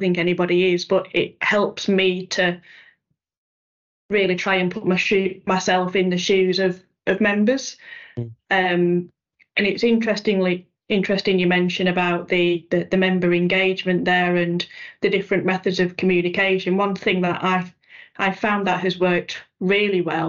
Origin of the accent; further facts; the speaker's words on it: Yorkshire and the Humber, United Kingdom; I'm a Yorkshire lass